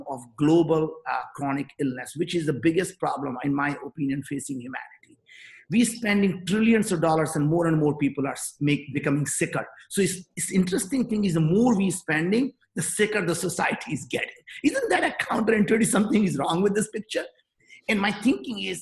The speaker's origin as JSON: {"language": "English", "region": "northern India", "country": "India", "tie": "born or raised there", "second_language": "English", "moved": "as an adult", "lives_now": "United States", "said": "I grew up in Northern India"}